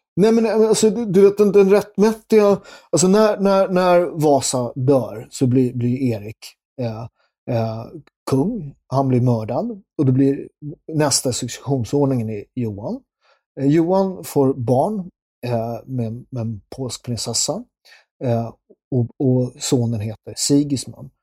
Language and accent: Swedish; Sweden; Jag är från Sverige.